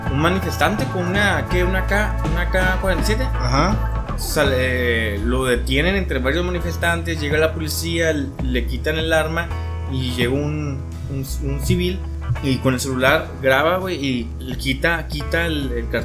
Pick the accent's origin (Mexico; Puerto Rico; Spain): Mexico; Yo soy latinoamericano. Es, mexicano, pues. Sí, somos mexicanos, pero pues somos, del continente americano.